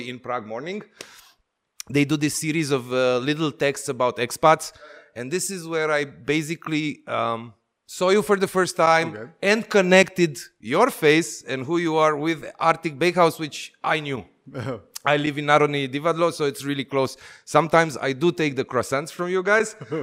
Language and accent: English; Timișoara, Timiș County, Romania; the place where I was born in Timișoara